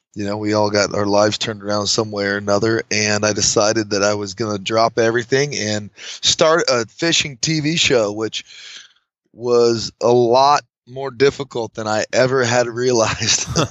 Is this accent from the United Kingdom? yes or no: no; Fallon, Nevada, United States; I'm from northern Nevada, a little town called Fallon. So born and raised